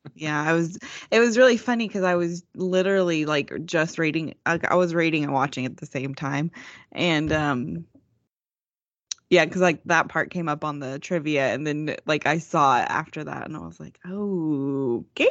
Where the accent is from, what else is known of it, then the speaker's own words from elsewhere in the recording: Texas, United States; accent: Texas; my great Texas accent